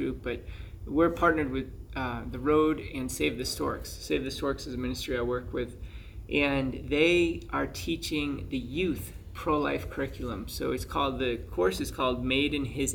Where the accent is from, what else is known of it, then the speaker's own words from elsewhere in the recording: Plymouth, Massachusetts, United States; I grew up in Massachusetts. Mm-hmm. So Plymouth